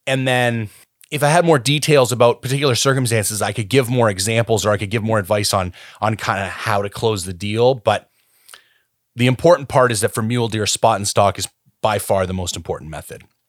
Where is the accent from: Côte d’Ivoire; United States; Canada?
Canada; also born or lived in British Columbia; as a Canadian citizen